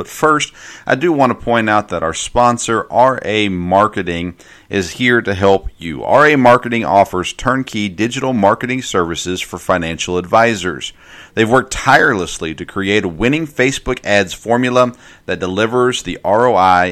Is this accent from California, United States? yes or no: no; Nashville, Tennessee, United States; I grew up in Nashville, so we'd go to AAA games a lot in Nashville on Saturday nights